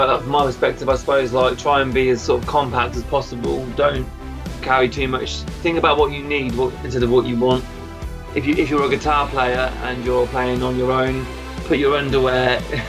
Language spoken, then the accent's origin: English; United Kingdom; I'm a British musician, songwriter